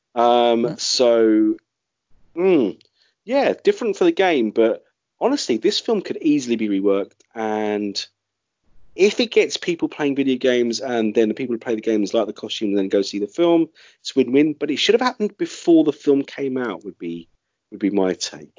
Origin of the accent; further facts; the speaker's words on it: London, United Kingdom; my hometown of London